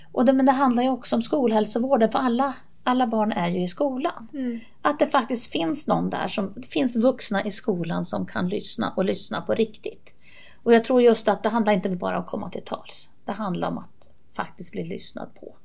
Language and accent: Swedish; Kalix, Norrbotten County, Sweden; also born or lived in Seskarö; När jag var barn så bodde jag på en ö i Bottenviken som hette Seskarö. Och sen flyttade vi in till Kalix.